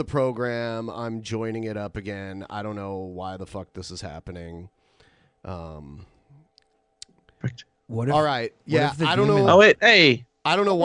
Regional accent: Toledo, Ohio, United States; It's a Toledo, Ohio institution in my hometown

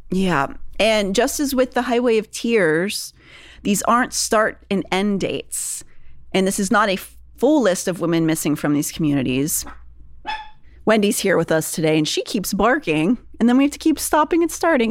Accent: Pennsylvania, United States; I'm from Pennsylvania

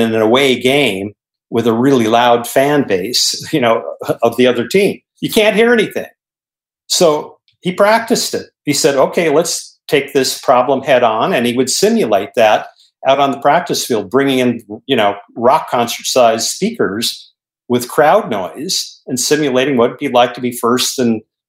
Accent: Bismarck, North Dakota, United States; I grew up in Bismarck, North Dakota

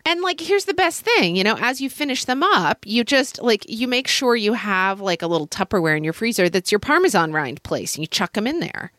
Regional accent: United States; as an American

